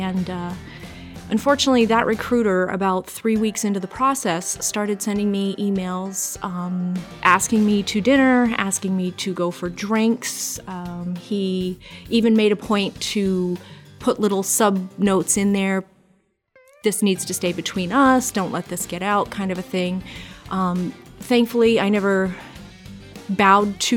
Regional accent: Acton, Maine, United States; moved away; also born or lived in Hawaii / Washington; I was raised in Southern Maine, actually, in Acton.

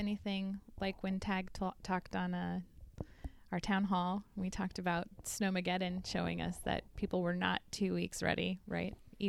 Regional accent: Minnesota, United States; now in Washington, United States; Not this Minnesota girl.

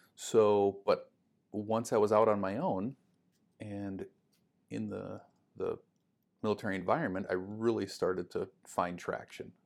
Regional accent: Duluth, Minnesota, United States; I grew up in Duluth

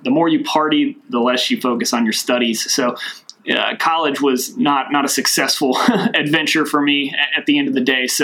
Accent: Glasgow, Kentucky, United States; moved away; Originally, I'm from Glasgow, Kentucky. It's a small town down near Mammoth Cave.

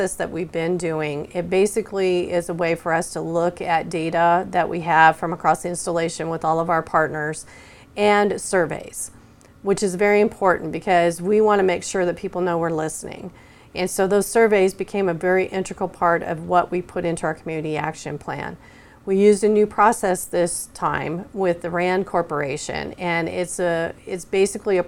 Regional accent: Wyoming, United States; moved away as an adult; now in Oklahoma, United States; I grew up in Wyoming

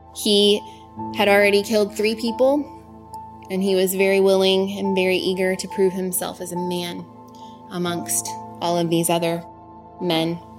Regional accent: Portland, Oregon, United States; I was born in Portland, Oregon, to parents who were craftspeople.

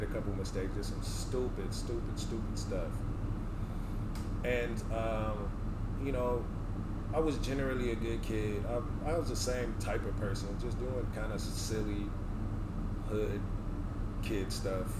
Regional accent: Richmond, California, United States; moved away as an adult; also born or lived in Oakland, California / Sacramento, California / North Dakota; I'm from the Bay Area. I'm from Oakland. I grew up in Richmond.

